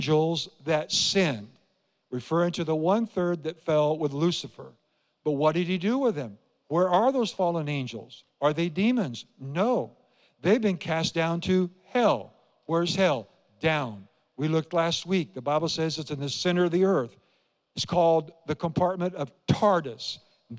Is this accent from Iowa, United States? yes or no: yes; Iowa, United States; I grew up in Iowa